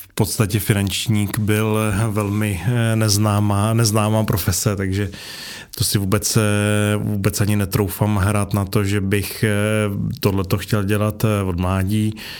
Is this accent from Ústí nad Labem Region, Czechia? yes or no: no; Karlovy Vary, Karlovy Vary Region, Czechia; jsem vlastně z Karlových varů, původně jako ze Sudet